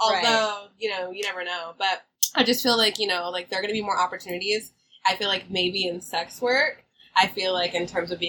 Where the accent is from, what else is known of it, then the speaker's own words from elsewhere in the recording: the Bay Area, California, United States; we're from the Bay.